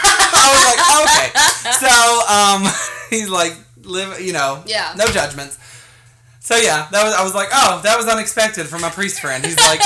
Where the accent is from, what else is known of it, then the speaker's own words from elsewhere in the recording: Bountiful, Utah, United States; I grew up in Bountiful